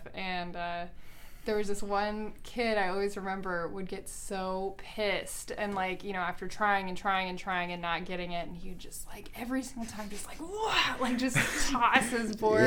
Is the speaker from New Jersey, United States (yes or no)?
no; South Carolina, United States; I grew up in South Carolina in the middle of nowhere.